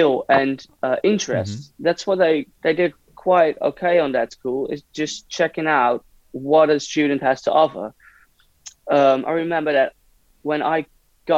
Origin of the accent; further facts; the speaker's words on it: Hilversum, North Holland, Netherlands; now in Amsterdam, Netherlands; I was from Hilversum